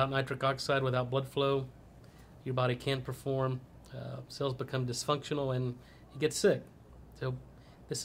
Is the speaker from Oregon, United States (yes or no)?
no; Texas, United States; also born or lived in Louisiana / Boston; I'm a Texas boy. I grew up in Texas